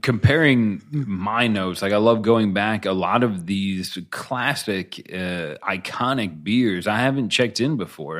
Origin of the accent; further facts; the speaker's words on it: United States; as an American